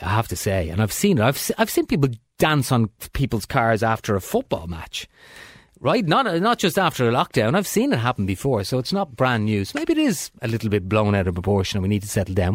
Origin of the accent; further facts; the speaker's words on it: Dublin, Leinster, Ireland; I'm from Dublin but, originally